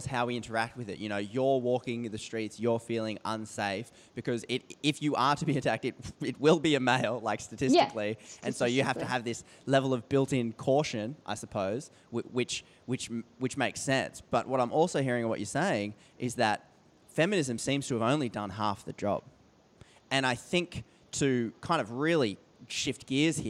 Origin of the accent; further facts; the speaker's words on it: Australia; as an Australian